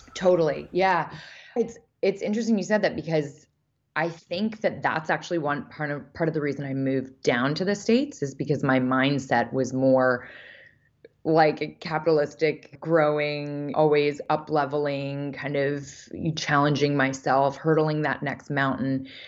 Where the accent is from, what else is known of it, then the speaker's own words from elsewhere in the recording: Vancouver, British Columbia, Canada; I grew up in Vancouver, Canada